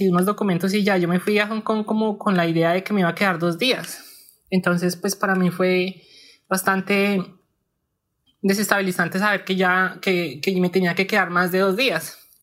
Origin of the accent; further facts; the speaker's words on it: Bogotá, Colombia; moved away as an adult; now in New Zealand; Yo crecí y pues yo viví toda mi infancia en Kennedy